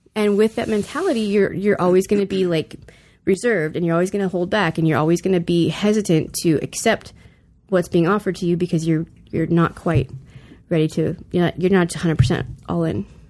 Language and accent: English; the South, United States; now in California, United States; I grew up in the South